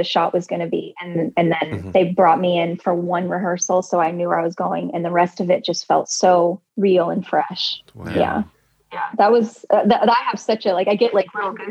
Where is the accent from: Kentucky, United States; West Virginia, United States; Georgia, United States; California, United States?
California, United States; Southern; also born or lived in Michigan; I grew up in Southern California